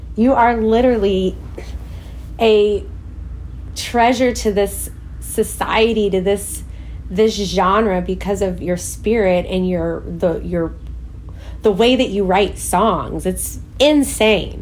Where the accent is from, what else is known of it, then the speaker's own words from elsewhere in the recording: Waco, Texas, United States; moved away; also born or lived in Crawford, Texas / Los Angeles; I grew up in the South in Waco, Texas, or Crawford, Texas